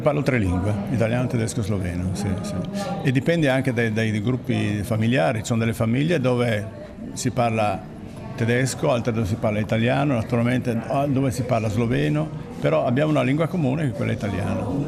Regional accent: Friuli-Venezia Giulia, Italy

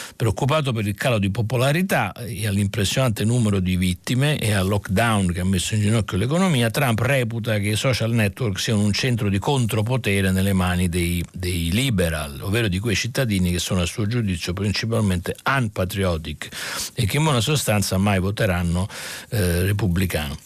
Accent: Naples, Campania, Italy; anch'io sono meridionale, sono napoletano, anche io

